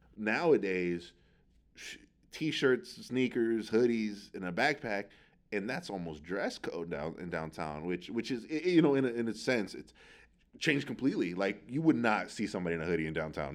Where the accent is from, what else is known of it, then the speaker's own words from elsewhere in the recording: San Francisco, California, United States; I grew up out near the Excelsior